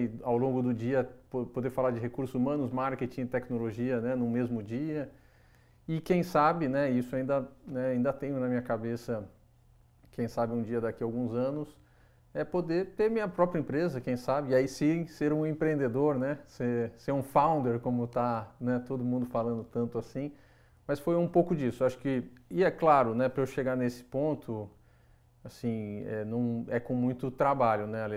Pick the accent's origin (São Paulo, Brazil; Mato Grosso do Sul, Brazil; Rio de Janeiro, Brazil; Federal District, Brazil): São Paulo, Brazil; São José dos Campos; Eu nasci, nasci em São José dos Campos